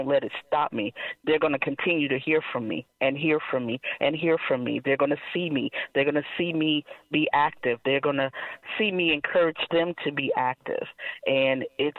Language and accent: English; Charleston, South Carolina, United States; I am a South Carolina native, born and raised in Charleston, never left, you know, and this is home